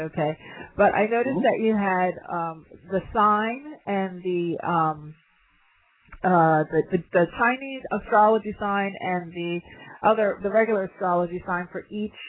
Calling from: London, United Kingdom; I'm calling in from London, you know, at the midnight.

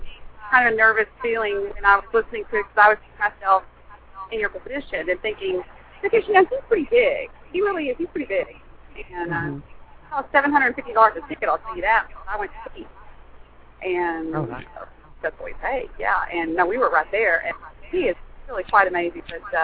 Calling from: Dallas, Texas, United States; I gotta tell you, I'm driving in a convertible in Dallas, 35 North, so I hope you can hear me

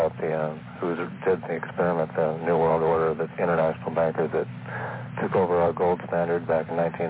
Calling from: Alaska, United States; I'm calling from Alaska.

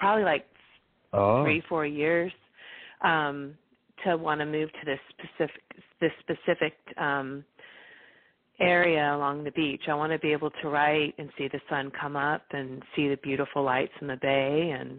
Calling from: California, United States; I'm calling from California today, and I'm happy to be here.

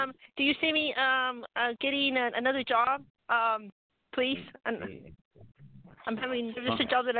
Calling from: Colorado, United States; This is Colorado.

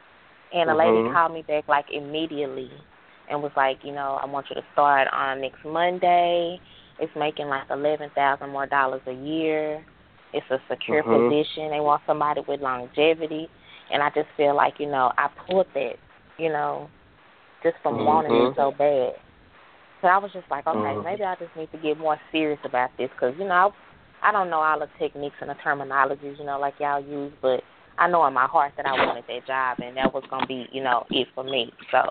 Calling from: Dallas, Texas, United States; I'm out of Dallas. So I'm calling from Dallas.

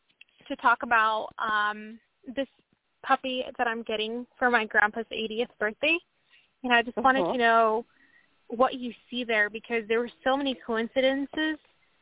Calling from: Washington, United States; From Washington State.

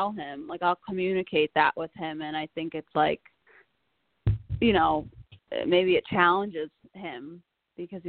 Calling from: Connecticut, United States; I'm calling from Connecticut

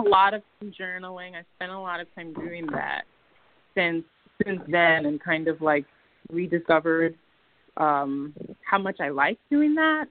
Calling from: New Jersey, United States; I'm calling from Jersey

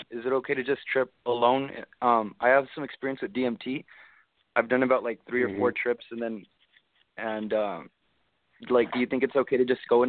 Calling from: El Paso, Texas, United States; I'm calling from El Paso, Texas.

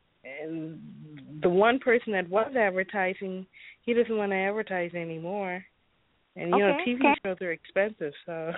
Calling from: Chicago, Illinois, United States

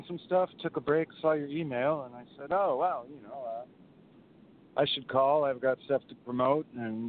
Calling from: San Francisco, California, United States; I'm calling from the Pete's Coffee in the San Francisco Ferry Building.

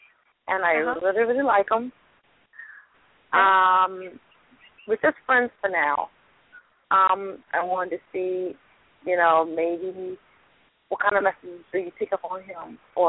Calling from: Louisiana, United States; I am calling from Louisiana.

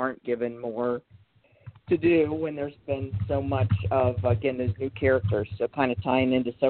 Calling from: Ohio, United States; I'm calling from Ohio

